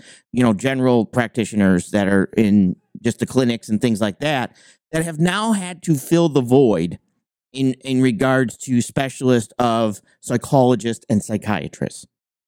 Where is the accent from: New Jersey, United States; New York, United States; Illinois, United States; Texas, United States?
New York, United States; now in Maine, United States; I'm originally from New York